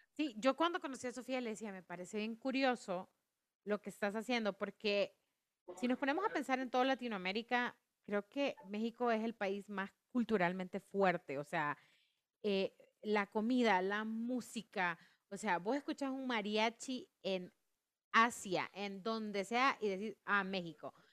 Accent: Honduras; como hondureña

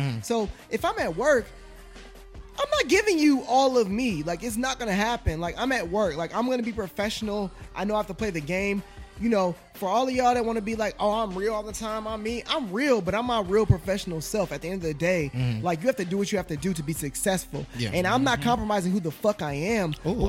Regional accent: Gary, Indiana, United States; I grew up in You know, I grew up in the SWAT. I grew up in fucking Gary, Indiana. I grew up in the Meadows, Indianapolis.

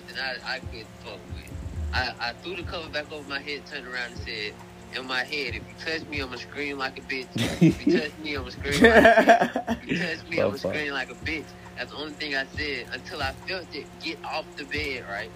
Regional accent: Atlanta, Georgia, United States; I'm from Atlanta

